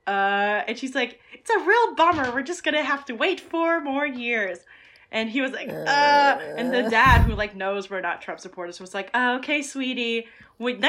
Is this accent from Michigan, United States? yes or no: yes; Michigan, United States; I'm from Michigan